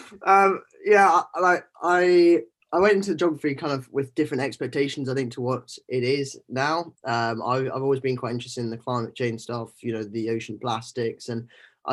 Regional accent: Scotland, United Kingdom; moved away as an adult; growing up in Scotland

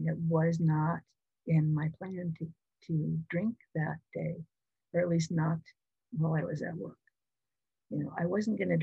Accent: Washington, United States; also born or lived in Oregon; move back to my home state of Washington

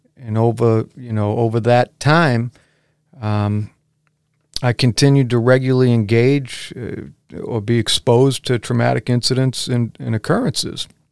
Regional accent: Braintree, Massachusetts, United States; now in Weymouth, United States; I was raised, however, in the neighboring town of Braintree, and I loved growing up there, too.

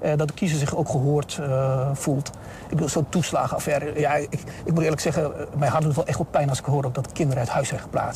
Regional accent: Rijssen, Overijssel, Netherlands; also born or lived in Southeast Turkey; sindsdien in eh, Twente terechtgekomen, in Reizen

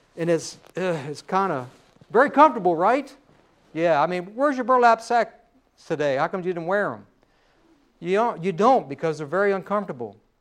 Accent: United States; We are an American

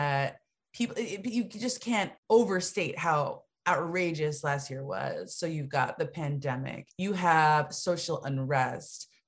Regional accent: Connecticut, United States; moved away; also born or lived in Georgia; I'm from Connecticut.

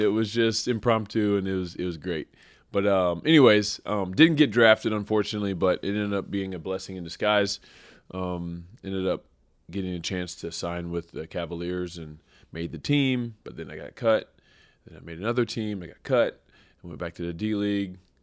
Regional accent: Springfield, Missouri, United States; I grew up in Springfield, Missouri.

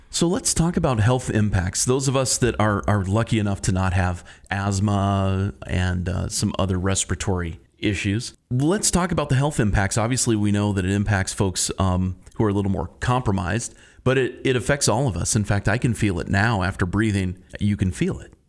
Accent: Bozeman, Montana, United States; now in Missoula, United States; growing up in Bozeman

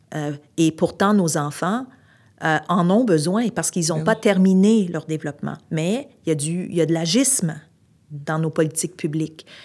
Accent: Montreal, Quebec, Canada; also born or lived in Outaouais; now in Montreal, Canada; je suis originaire de Montréal

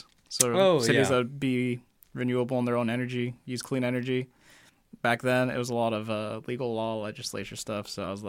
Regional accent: Newport, Oregon, United States; Newport, Oregon.

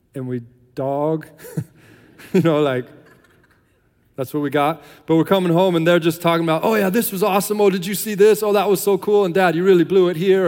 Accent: United States; moved away as an adult; now in Ireland; we're American, that we're missionaries

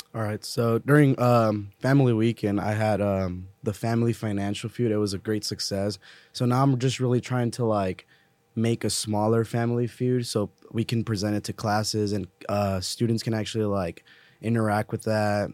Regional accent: Eagle Pass, Texas, United States; I'm a criminal justice major, uh, from Eagle Pass, Texas

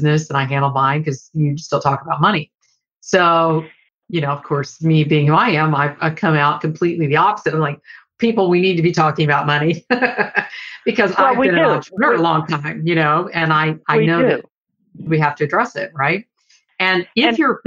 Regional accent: Deep South, United States; I grew up in the Deep South

